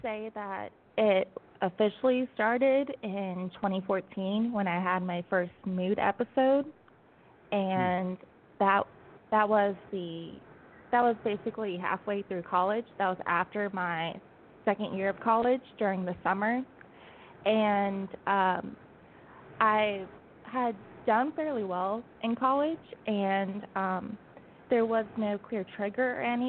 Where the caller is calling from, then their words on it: Alabama, United States; So I'm calling you from Alabama. I just moved down here a couple of weeks ago.